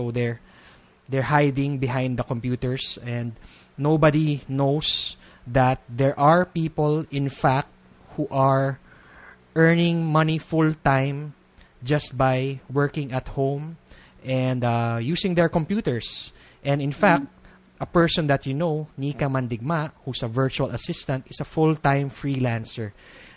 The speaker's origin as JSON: {"language": "English", "country": "Philippines", "said": "being a Filipino"}